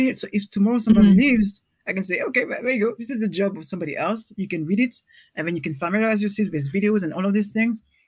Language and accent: English; Paris, Île-de-France, France; English is a second language; moved away as an adult; now in London, United Kingdom; I'm from Paris